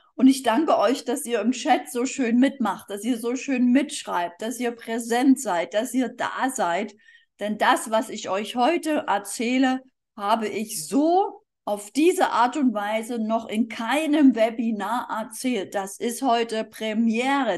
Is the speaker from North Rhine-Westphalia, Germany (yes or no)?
no; Dresden, Saxony, Germany; moved away as an adult; also born or lived in Berlin / Erding; ursprünglich bin ich aus Dresden, da bin ich zur Schule gegangen